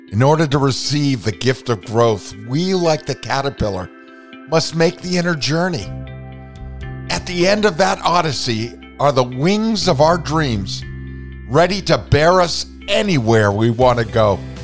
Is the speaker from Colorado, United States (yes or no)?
no; Vermont, United States; growing up in Vermont